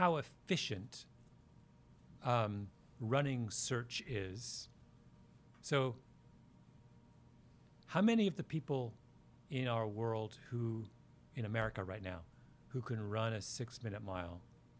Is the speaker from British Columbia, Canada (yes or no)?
no; outside Toronto, Ontario, Canada; now in New York, United States; I grew up outside Toronto.